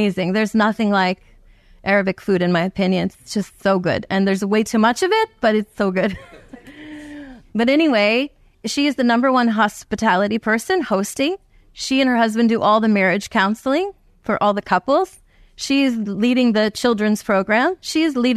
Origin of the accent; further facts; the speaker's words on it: New Jersey, United States; I'm from New Jersey